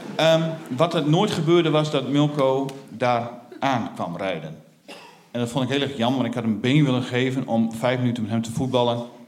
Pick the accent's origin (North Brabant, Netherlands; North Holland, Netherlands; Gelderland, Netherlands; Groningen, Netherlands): Groningen, Netherlands; Stadskanaal; moved away as an adult; now in Groningen, Netherlands; Ik ben opgegroeid in de Veenkoloniën